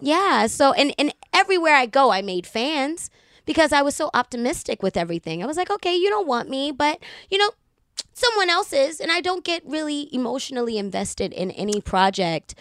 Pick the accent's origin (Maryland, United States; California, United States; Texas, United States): Maryland, United States; Baltimore; I'm from Baltimore City